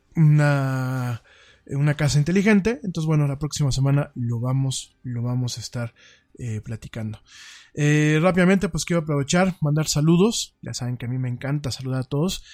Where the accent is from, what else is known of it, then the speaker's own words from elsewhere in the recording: Mexico; Cuando yo critico a mi pueblo, cuando yo critico a los mexicanos, me critico dentro de este espectro